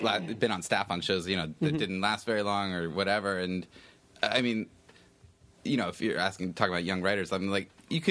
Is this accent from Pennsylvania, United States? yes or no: yes; Altoona, Pennsylvania, United States; I grew up in Altoona, Pennsylvania.